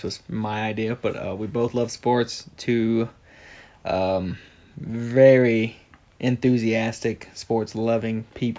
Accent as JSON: {"language": "English", "region": "Mississippi", "country": "United States", "moved": "yes", "lives_now": "Montana, United States", "said": "we're both in Montana now. I'm from Mississippi originally, so you'll hear an accent compared to what Ben has."}